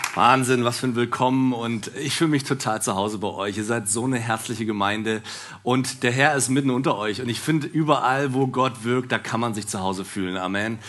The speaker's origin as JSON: {"language": "German", "region": "Berlin", "country": "Germany", "said": "ich bin Berliner"}